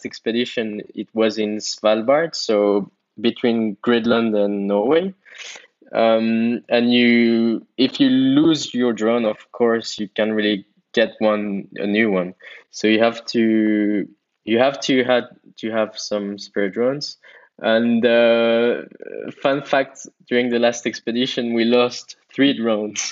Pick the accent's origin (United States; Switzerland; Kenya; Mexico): Switzerland; I'm from Switzerland